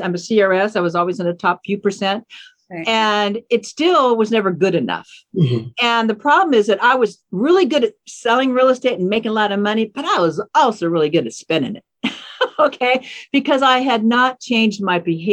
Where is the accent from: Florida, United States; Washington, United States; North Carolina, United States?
Washington, United States; Seattle; I grew up in Seattle, actually. So this is my native hometown